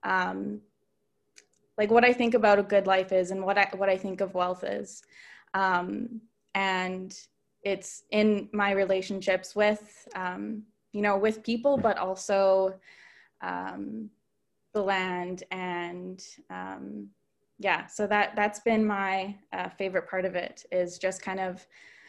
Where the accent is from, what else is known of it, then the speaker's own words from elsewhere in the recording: Southeast Saskatchewan, Canada; moved away; I'm from Wiper First Nation in Southeast Saskatchewan.